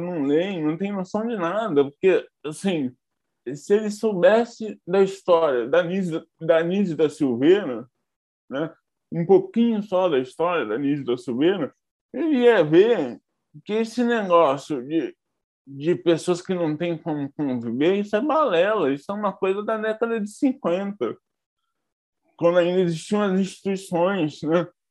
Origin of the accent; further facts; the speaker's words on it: Barra Mansa, Rio de Janeiro, Brazil; moved away as an adult; now in Rio de Janeiro, Brazil; Eu nasci em Barra Mansa, mas moro no Rio há mais ou menos 17 anos. Eu vim para fazer faculdade e acabei ficando